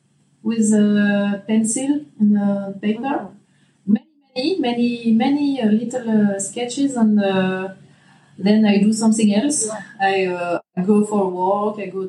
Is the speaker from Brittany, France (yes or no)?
yes; Brest, Brittany, France; English is a second language; also born or lived in Nantes; I'm from Brest. It's in the west coast of France.